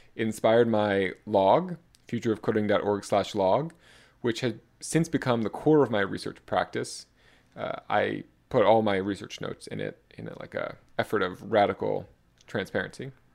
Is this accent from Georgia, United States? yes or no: no; South Florida, United States; also born or lived in New York City; I was born in New York City in nineteen ninety-four in, and raised in South Florida